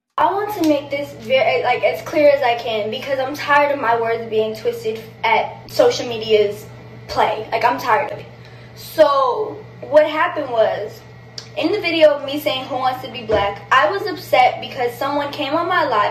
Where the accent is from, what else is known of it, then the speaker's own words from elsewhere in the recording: Boston, Massachusetts, United States; I grew up in Boston in a predominantly black neighborhood